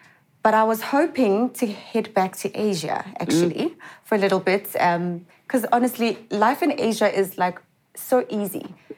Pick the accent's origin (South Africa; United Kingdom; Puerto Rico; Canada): South Africa; moved away as an adult; also born or lived in South Korea / Taiwan; I was away from South Africa for an entire year.